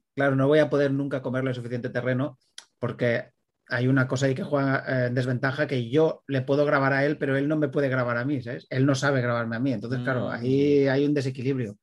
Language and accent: Spanish; Premià de Mar, Catalonia, Spain; aquí de mi pueblo, de Premier de Mar